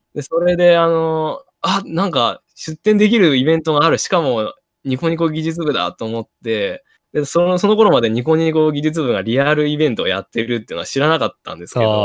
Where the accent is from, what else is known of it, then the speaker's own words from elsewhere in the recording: Ishikawa, Japan; moved away; 僕、はい石川出身なので